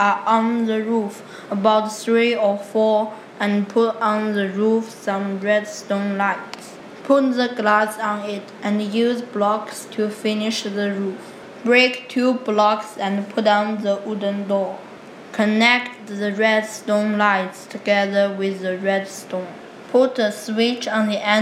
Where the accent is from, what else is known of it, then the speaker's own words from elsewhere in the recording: Nanjing, Jiangsu, China; English is a second language; moved away; I'm from Nanjing, China